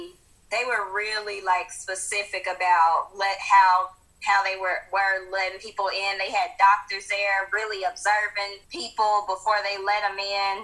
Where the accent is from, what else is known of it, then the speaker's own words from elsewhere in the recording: Tennessee, United States; now in Florida, United States; I'm from Tennessee. No, and I live in Florida.